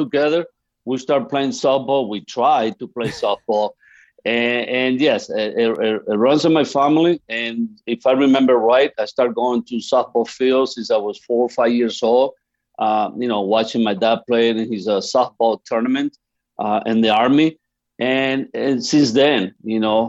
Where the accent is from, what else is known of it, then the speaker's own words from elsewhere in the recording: Venezuela; moved away; As a kid, I grew up back in Venezuela. That's where I'm from.